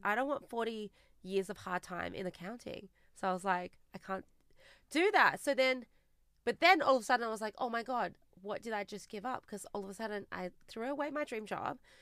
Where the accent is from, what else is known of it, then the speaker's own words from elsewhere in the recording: Australia; also born or lived in China; we immigrated to Australia together when I was eight